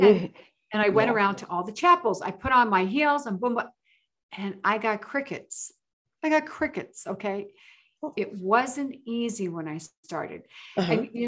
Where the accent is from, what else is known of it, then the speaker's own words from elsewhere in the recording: New York City, New York, United States; moved away as an adult; also born or lived in Las Vegas, Nevada; I moved from the Bronx, New York. I'm a Bronx girl